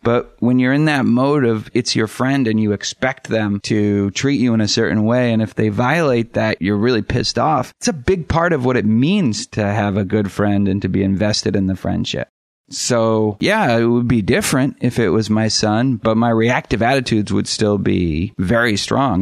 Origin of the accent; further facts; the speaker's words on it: Boston, Massachusetts, United States; I grew up in Boston